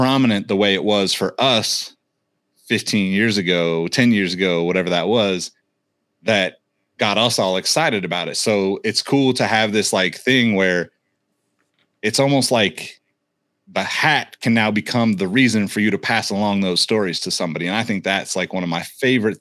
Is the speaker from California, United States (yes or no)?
yes; Northern California, United States; We're all from Northern California, been around the Bay a long time